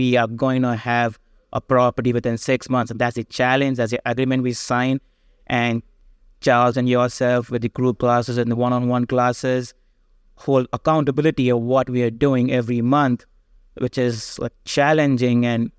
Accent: India; So going back to my background, I came from education from India.

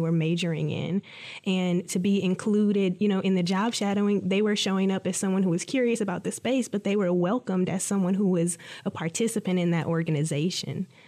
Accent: Detroit, Michigan, United States; I'm from Detroit

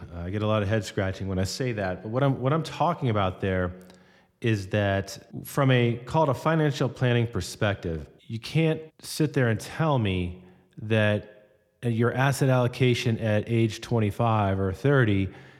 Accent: Florida, United States; I grew up in South Florida after Hurricane Andrew hit our neighborhood in the early 90s.

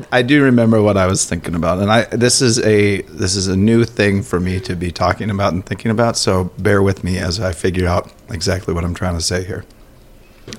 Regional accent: Elk River, Minnesota, United States; my hometown of Elk River

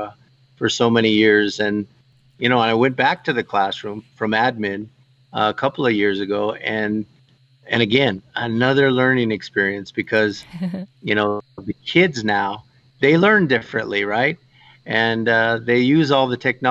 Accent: Fort Wingate, New Mexico, United States; I grew up on the Navajo Reservation

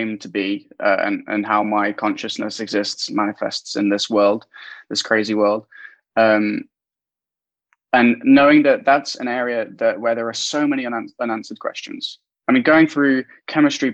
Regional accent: Derby, East Midlands, United Kingdom; I'm a Midlands boy. I grew up in the East Midlands in Derby, not far from Nottingham. A small town called Spondon

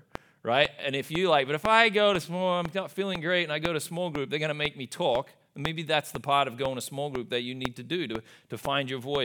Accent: Australia; moved away; I am from Australia

